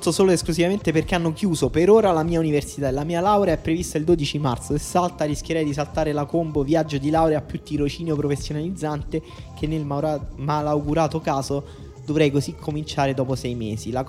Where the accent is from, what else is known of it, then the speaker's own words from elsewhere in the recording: Italy; questione degli austriaci verso noi italiani, ci guardano male.